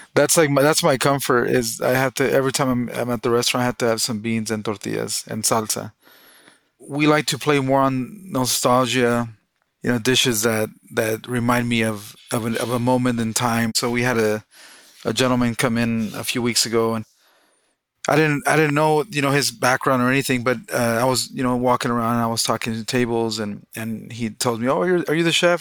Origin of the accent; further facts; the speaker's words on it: Southern California, United States; also born or lived in Mexico; now in Boise, United States; I was born in Mexico. Uh, I was brought to the U.S. illegally when I was four or five. Um, so I, I, grew up undocumented in Southern California